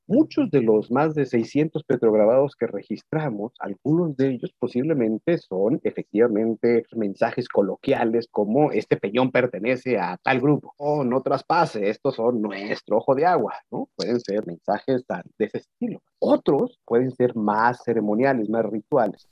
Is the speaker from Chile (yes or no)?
no; Mexico; lo que nos hace mexicanos